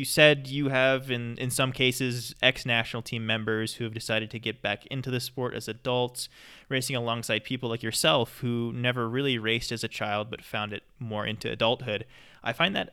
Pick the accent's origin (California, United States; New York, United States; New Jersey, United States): California, United States; I grew up in Lake Tahoe skiing in Squaw Valley with the Squaw Valley ski team